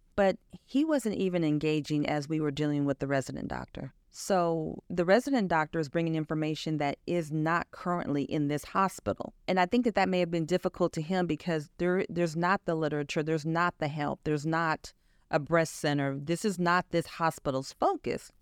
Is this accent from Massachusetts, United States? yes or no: no; Chicago, Illinois, United States; moved away as an adult; also born or lived in Wichita, Kansas; I grew up in Illinois. I actually lived in Chicago for quite some time, went to high school there